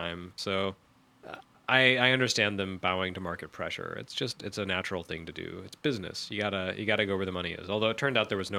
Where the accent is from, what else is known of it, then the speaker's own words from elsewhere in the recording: the South, United States; grew up in the South